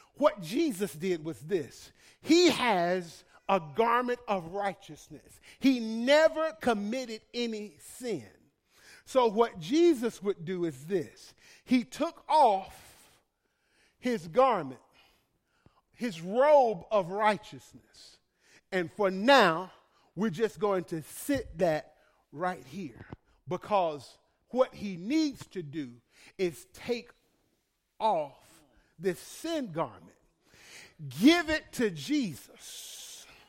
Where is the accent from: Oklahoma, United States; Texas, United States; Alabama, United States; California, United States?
Alabama, United States; Birmingham; I'm from Birmingham